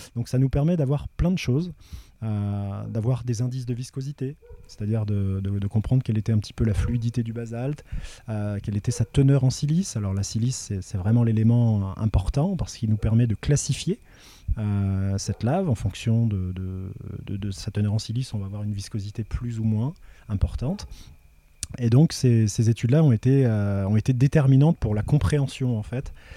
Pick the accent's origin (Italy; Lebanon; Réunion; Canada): Réunion; Le Tampon; also born or lived in Metropolitan France; j'ai grandi à la plaine des Cafres, au, niveau du, du Piton-Hyacinthe